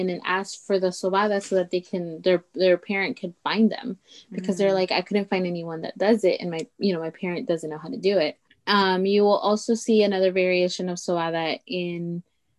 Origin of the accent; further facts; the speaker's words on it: Veracruz, Mexico; first language Totonac; English is a second language; moved away; also born or lived in Chicago; So I was born in Mexico, and we're from Veracruz. So we're from the East Coast. Our people are Totonaca. And that was actually my first language. Spanish was my second, and English was my third.